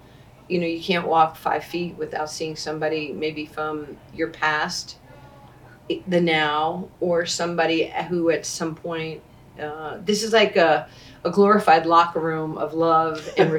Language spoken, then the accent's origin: English; New York City, New York, United States; growing up in New York, you know, like in 73, 74